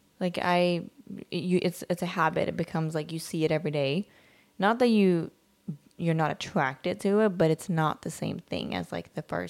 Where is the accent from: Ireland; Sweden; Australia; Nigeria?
Sweden; moved away; also born or lived in other places; I'm a little different in the sense of like, I'm from Sweden, I'm not from here. And I've lived in other places and I have a different perspective on things because I haven't been here my whole life.